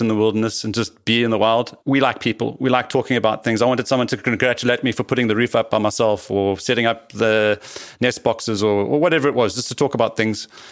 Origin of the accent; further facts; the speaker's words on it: South Africa; also born or lived in Cape Town / Johannesburg / Paarl; I am a South African, born and bred, seventh generation here